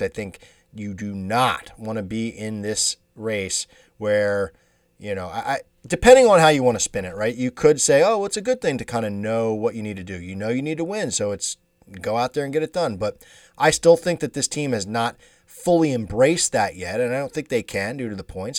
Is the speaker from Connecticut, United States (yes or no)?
no; Delaware County, Pennsylvania, United States; we're from Delaware County, Pennsylvania. So Delco is how it goes